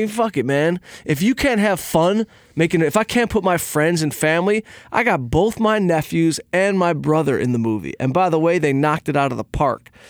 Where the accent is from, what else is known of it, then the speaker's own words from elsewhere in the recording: Detroit, Michigan, United States; I'm from Detroit. I grew up on a scrap truck.